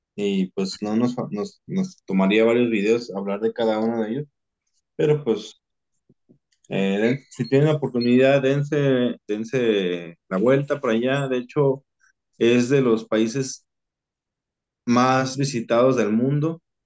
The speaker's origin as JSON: {"language": "Spanish", "country": "Mexico", "said": "los mexicanos nos quedamos atrás"}